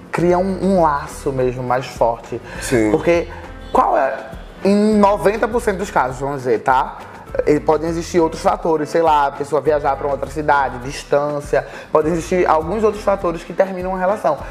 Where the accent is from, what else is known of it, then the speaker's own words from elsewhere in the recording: Recife, Pernambuco, Brazil; moved away as an adult; now in Rio de Janeiro, Brazil; E quando a gente se mudou pro Rio, a gente era de Recife, a gente veio de Recife junto pro, pro Rio de Janeiro